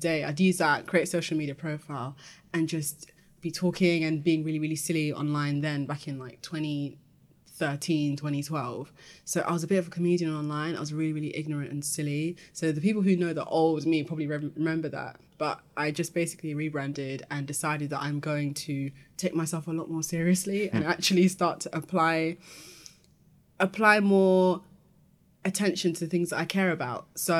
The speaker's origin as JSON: {"language": "English", "town": "Peckham", "region": "London", "country": "United Kingdom", "tie": "born or raised there", "said": "Lived in Peckham my whole life, and having been in that environment, it's made me had to learn the hard way to fight to be understood."}